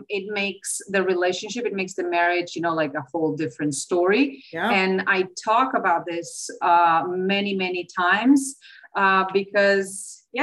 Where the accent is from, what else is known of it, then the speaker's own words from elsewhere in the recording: Slovenia; English is a second language; moved away as an adult; also born or lived in China; now in Dominican Republic; I'm originally from Slovenia